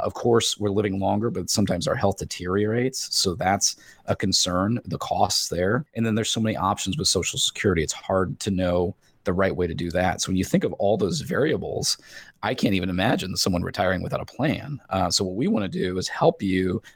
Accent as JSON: {"language": "English", "region": "Indiana", "country": "United States", "tie": "born or raised there", "moved": "as an adult", "lives_now": "Columbia, United States", "said": "I was born and raised in Indiana."}